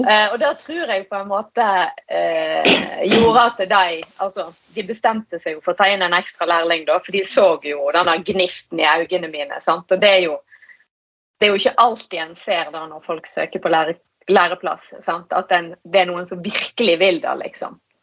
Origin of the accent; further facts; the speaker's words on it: Norheimsund, Vestland, Norway; Jeg er jo fra Nordheimsund i Hardanger